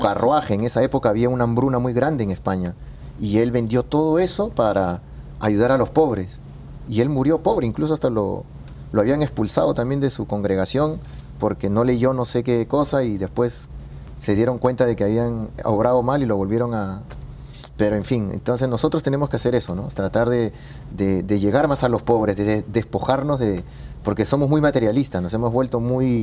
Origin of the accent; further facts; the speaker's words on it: Peru; moved away; allá en Perú, yo soy de Perú